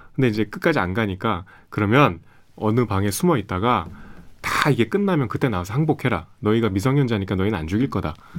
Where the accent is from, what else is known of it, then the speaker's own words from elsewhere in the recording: Seoul, South Korea; 제가 제가 서울 사람